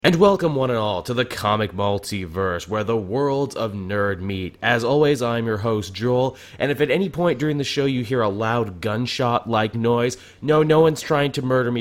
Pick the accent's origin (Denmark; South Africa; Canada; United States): Canada; I'm Canadian